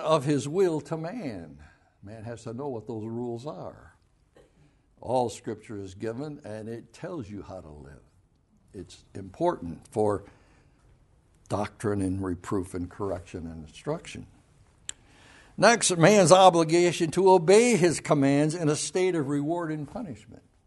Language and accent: English; Grand Haven, Michigan, United States; I was raised right there in Spring Lake and Grand Haven.